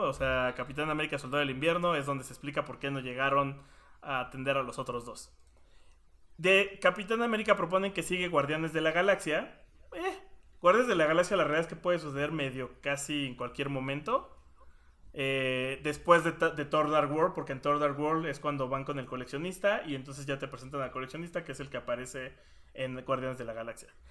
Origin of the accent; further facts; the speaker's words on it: Mexico; somos mexicanos